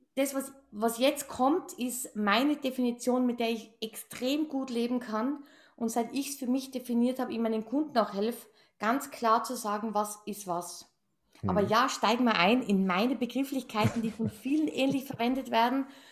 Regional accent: Tyrol, Austria; ich bin gebürtige Tirolerin. Also ich, wir sagen ja ich, gell? I, und das I ist dann I, I wie ich

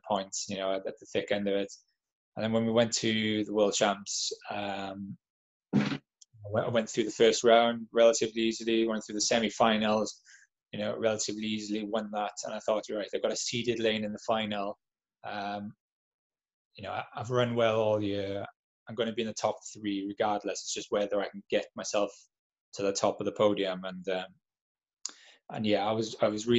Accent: Llanelli, Wales, United Kingdom; I grew up in Llanelli in South Wales

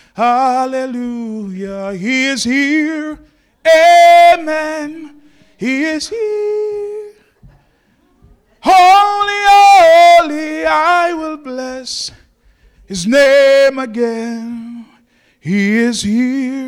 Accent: Jamaica; moved away; I'm from Jamaica.

